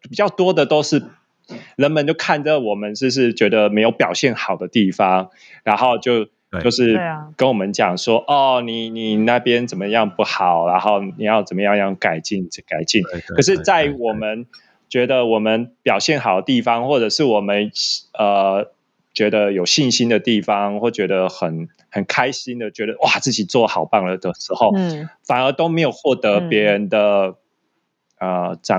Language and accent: Chinese; Taiwan; 然后我们台湾人就会看到他们说哦，就以为先先用英文跟他讲嘛